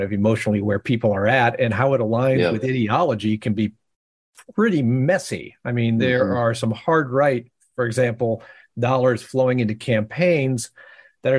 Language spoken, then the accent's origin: English; Ohio, United States; Ohio, my home state